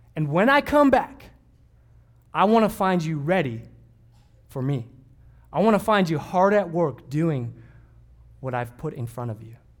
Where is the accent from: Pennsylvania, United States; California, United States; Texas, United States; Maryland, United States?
California, United States; Southern; growing up in Southern California